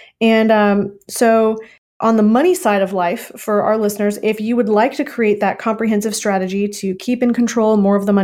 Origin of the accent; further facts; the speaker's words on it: Minnesota, United States; I am from Minnesota. So it's a very familiar type of accent to me from my growing up years